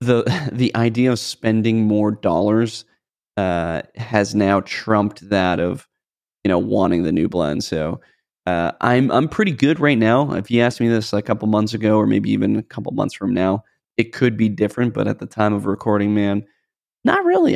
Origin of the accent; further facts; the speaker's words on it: United States; we're both American dudes and we grew up celebrating Christmas